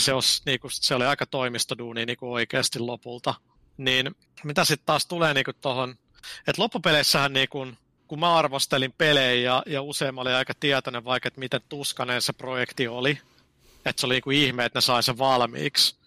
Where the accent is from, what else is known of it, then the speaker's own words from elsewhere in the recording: Finland; mä oon Suomesta